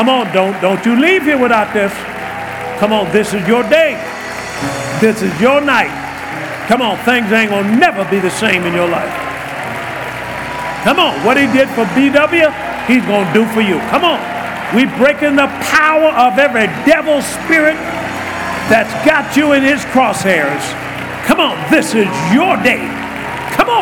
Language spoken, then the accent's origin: English; Tuskegee, Alabama, United States; I was brought up in Tuskegee, Alabama